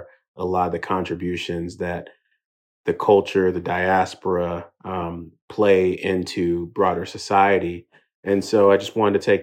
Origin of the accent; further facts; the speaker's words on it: Houston, Texas, United States; also born or lived in England; made it out to Houston by the age of 3. And, ultimately grew up in a Nigerian household in America